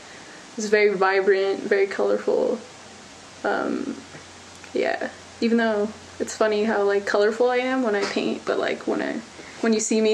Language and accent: English; San Pedro, California, United States; also born or lived in Torrance, California; I was born in Torrance, but I was raised in San Pedro, California.